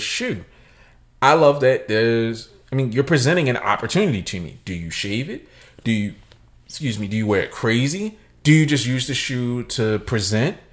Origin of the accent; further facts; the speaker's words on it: Nigeria; I'm Nigerian